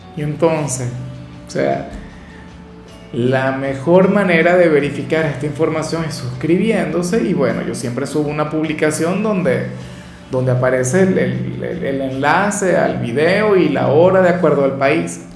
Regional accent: Venezuela; al menos en mi país

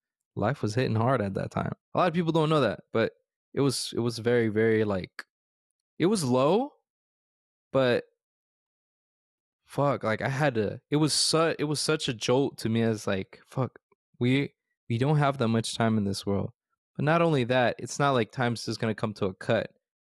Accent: United States; born there; I was born in the States.

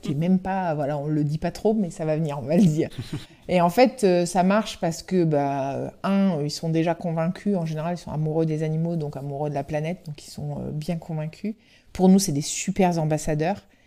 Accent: Brittany, France; on est breton

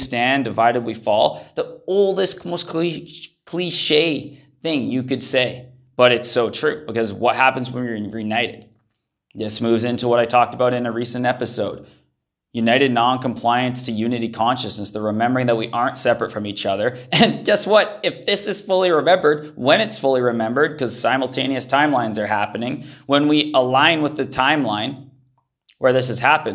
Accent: Canada; moved away as an adult; also born or lived in Central America; I grew up in Canada.

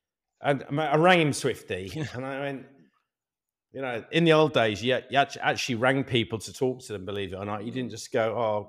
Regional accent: Yorkshire and the Humber, United Kingdom; I'm from Yorkshire as well, Ben.

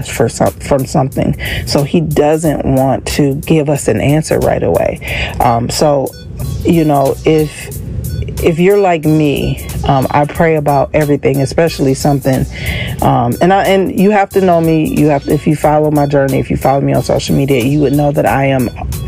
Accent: Racine, Wisconsin, United States; my hometown, which is Racine, Wisconsin

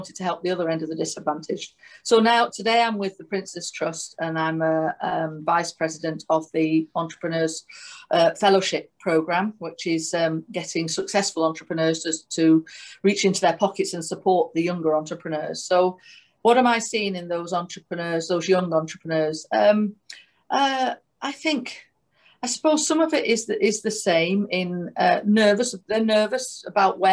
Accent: Manchester, North West England, United Kingdom; I'm from Manchester

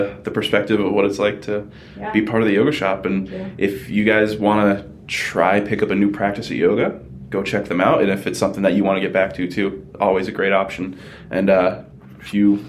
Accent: Ludlow, Massachusetts, United States; I'm from Ludlow. I'm not Portuguese

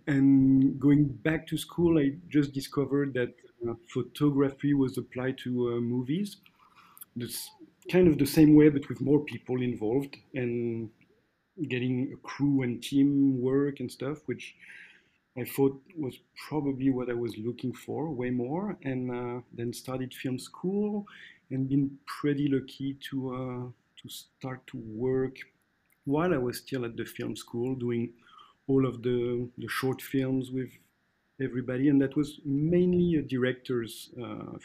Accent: Athis-Mons, Île-de-France, France; English is a second language; moved away as an adult; I was born in Attis-Mons, which is a small city in the suburb of Paris. Then make all my studies around there

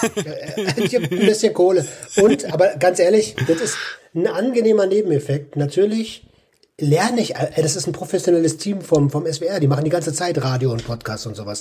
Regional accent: Berlin, Germany; als Berliner

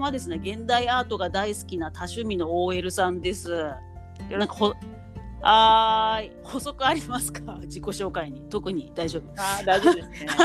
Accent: Shizuoka, Japan; いいや私地元が静岡なので

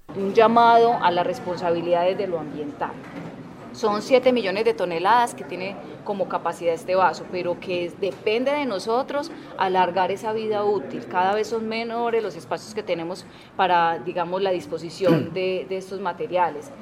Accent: Antioquia, Colombia; nos da mucha tranquilidad como antioqueños

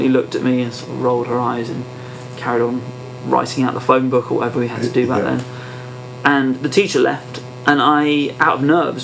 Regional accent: Perranporth, South West England, United Kingdom; also born or lived in Truro; I was born in Trillisk, but I'm from Perranporth

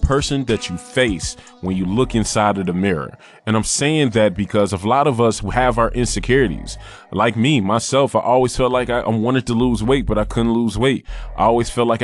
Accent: Michigan, United States; now in New York, United States; originally I'm from Michigan and I'm in New York

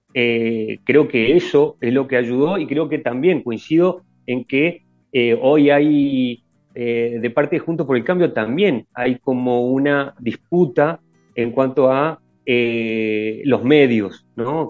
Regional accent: Argentina; pensamos en Argentina como propio, digamos, como propios argentinos

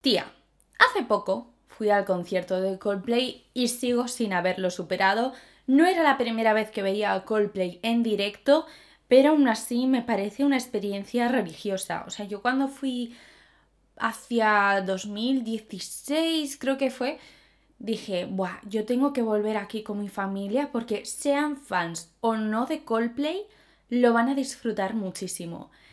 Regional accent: Zaragoza, Aragon, Spain; soy de Zaragoza

